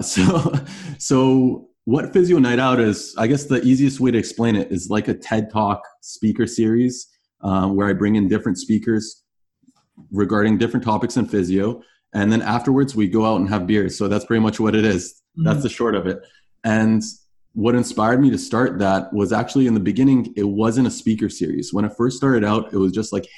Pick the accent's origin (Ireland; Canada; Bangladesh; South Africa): Canada; also born or lived in Toronto / Florida; as a Canadian